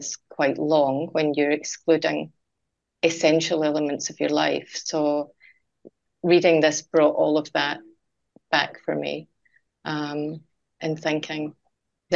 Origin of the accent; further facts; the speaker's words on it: Scotland, United Kingdom; moved away; I'm Scottish, as you can hear, Vanessa, I would go home to Scotland